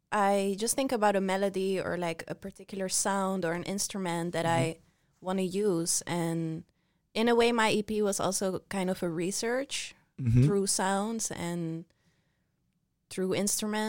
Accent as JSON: {"language": "English", "country": "Netherlands", "tie": "born or raised there", "said": "I come from Mother Nature and Venezuelan roots and grew up in the Netherlands"}